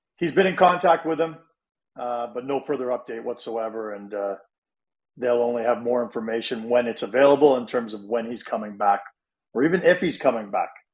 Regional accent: Toronto, Ontario, Canada; now in Calgary, Canada; when I was a kid growing up in Toronto

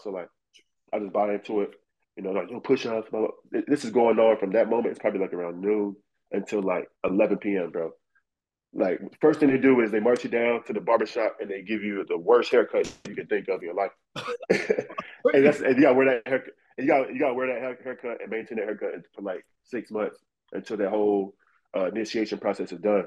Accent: Raleigh, North Carolina, United States; it's a capital of North Carolina, but it's not a real city. Right. You know, you get a small town feel. So growing up around the neighborhood, everybody played basketball just in the street.

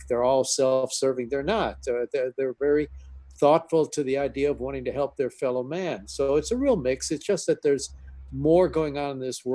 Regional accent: Milwaukee, Wisconsin, United States; growing up in Milwaukee

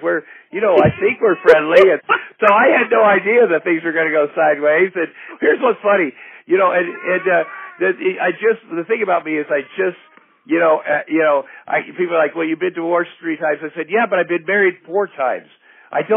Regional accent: Iowa, United States; moved away; growing up in Iowa on a farm

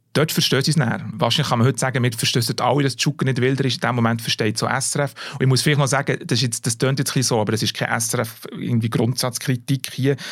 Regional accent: Bern, Switzerland; als Berner

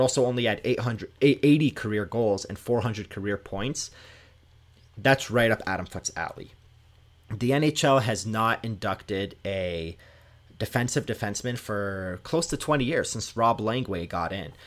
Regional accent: Canada; Growing up in Canada

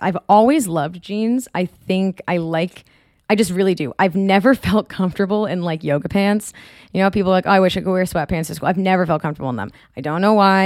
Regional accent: Marblehead, Massachusetts, United States; moved away; I am from Marblehead

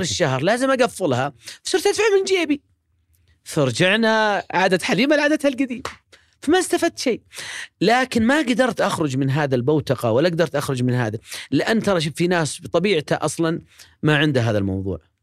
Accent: Riyadh, Riyadh Province, Saudi Arabia; مواليد ومسقط رأسي هو الشميسي أم سليم الرياض

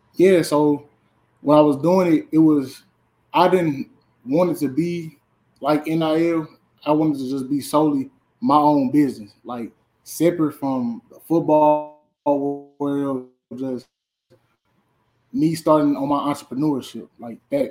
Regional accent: St. Louis, Missouri, United States; moved away; I'm from St. Louis, Missouri. I uh, went to Carter High School in St. Louis

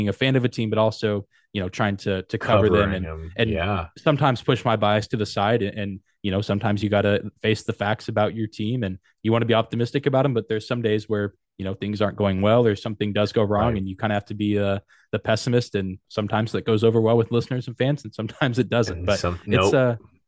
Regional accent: Lubbock, Texas, United States; I grew up in West Texas around in the Lubbock area. That's mm-hmm. where like Texas Tech University is, but not a big hockey town.

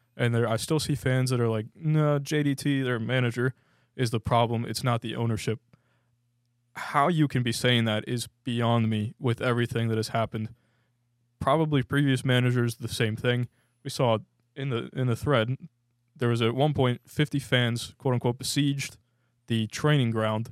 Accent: United States; as an American

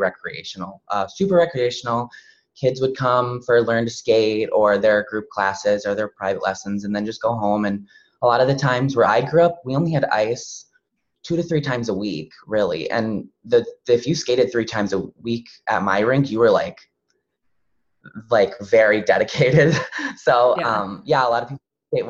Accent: Loyal, Wisconsin, United States; I'm from central Wisconsin. So I grew up in a little tiny town. It's called Loyal

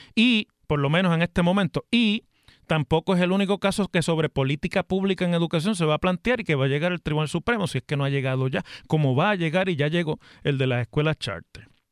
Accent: Mayagüez, Puerto Rico; allá en mi ciudad de Mayagüez

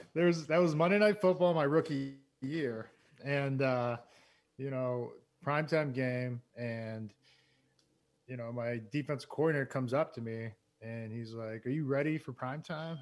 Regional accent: Massachusetts, United States; moved away as an adult; also born or lived in Plainville / Norfolk; I grew up in Massachusetts

